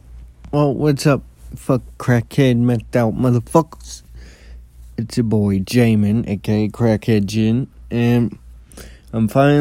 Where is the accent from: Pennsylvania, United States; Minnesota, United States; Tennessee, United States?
Minnesota, United States; Columbia Heights; also born or lived in Anoka; it was before, and then I grew up in Columbia Heights, and then we moved when I was a baby.